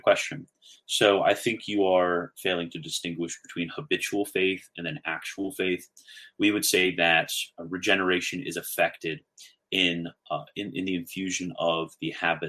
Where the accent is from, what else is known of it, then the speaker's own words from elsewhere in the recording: Maryland, United States; moved away; I'm from Maryland, love Maryland